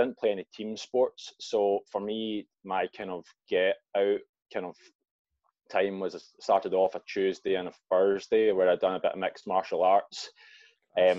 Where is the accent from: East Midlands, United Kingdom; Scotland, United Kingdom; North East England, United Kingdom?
Scotland, United Kingdom; Glasgow; moved away as an adult; also born or lived in Australia; now in Dundalk, Ireland